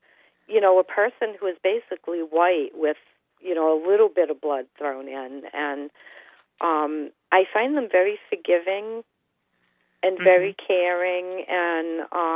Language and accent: English; Acushnet, Massachusetts, United States; also born or lived in New Bedford; I've lived in the area that I live in all my life. I was born in Acushnet. I live in New Bedford now